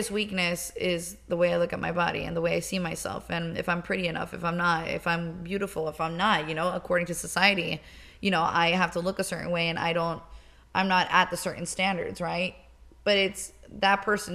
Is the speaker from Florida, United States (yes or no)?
yes; Miami, Florida, United States; I grew up in Miami. I was born and raised.